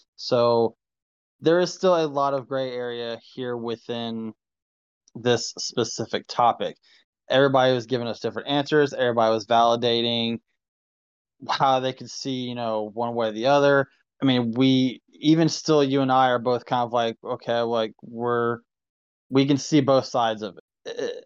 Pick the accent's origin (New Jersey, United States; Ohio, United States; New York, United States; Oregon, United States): Ohio, United States; now in Kentucky, United States; It's Ohio, that's my state